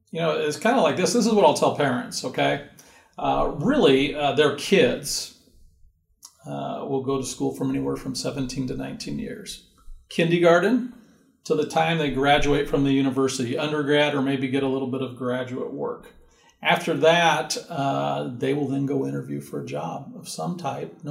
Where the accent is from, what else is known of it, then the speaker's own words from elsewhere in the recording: Orange County, California, United States; moved away as an adult; also born or lived in Moreno Valley; now in Riverside, United States; So I grew up in Orange